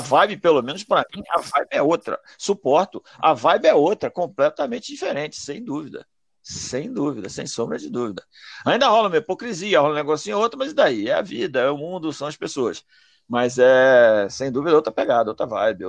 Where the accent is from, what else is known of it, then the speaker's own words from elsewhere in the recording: Rio de Janeiro, Brazil; sou do Rio